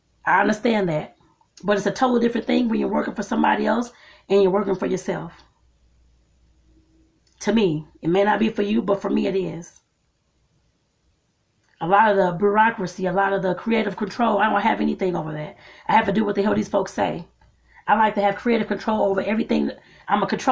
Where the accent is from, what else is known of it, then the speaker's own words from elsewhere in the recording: United States; starting here in my home country